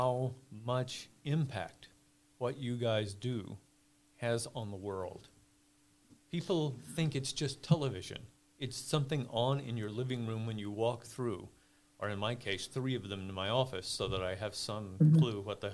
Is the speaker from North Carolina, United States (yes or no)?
yes; North Carolina, United States; I grew up in North Carolina